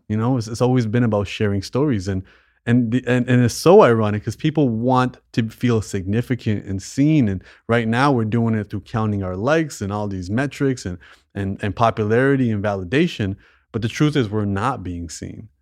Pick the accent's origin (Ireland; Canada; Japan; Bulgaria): Canada; I was born in Canada. My parents weren't